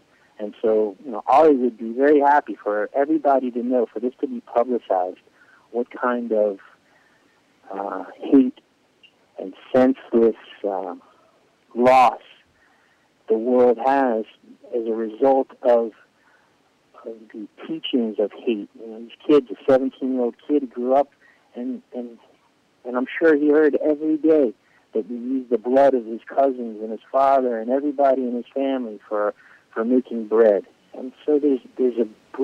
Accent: Florida, United States; also born or lived in Israel; now in Miami, United States; I grew up in Florida

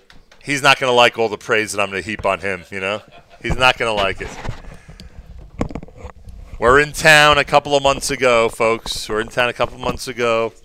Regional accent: Newark, New Jersey, United States; where I grew up in Newark, New Jersey.

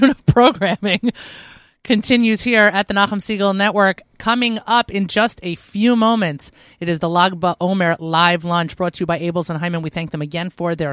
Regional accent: New York, United States; I'm such a New Yorker.

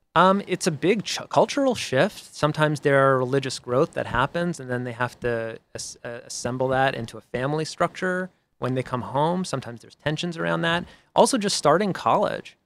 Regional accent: Boston, Massachusetts, United States; I'm from Boston

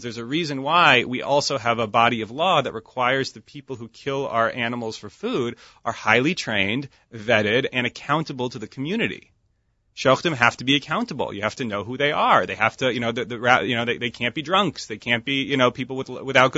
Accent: Rochester, New York, United States; I grew up in Rochester, New York, Lippmann's Kosher Market, still around, right around the corner from my house.

